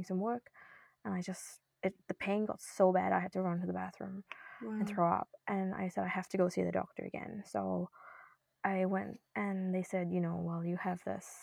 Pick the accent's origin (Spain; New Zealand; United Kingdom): New Zealand; moved away as an adult; also born or lived in India / Norway / Boston, United States; now in Sydney, Canada; I was born in India, actually, and I moved to New Zealand when I was young, grew up there, went to school